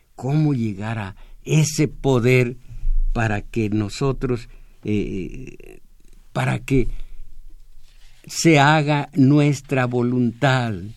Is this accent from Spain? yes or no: no; Mexico; yo soy mexicano también